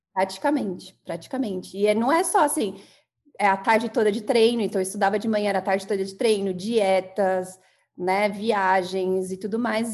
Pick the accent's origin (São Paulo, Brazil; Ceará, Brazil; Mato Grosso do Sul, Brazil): São Paulo, Brazil; São Bernardo do Campo; Sou natural de São Bernardo, né? Tem uma mistura aí do sul, do, do Paraná, mas eu sou de São Bernardo